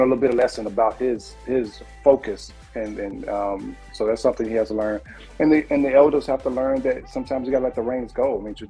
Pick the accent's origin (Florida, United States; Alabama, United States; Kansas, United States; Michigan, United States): Alabama, United States; Anniston; You know, when I talked about growing up in Anniston years ago, you was either going to be a rapper or singing in church.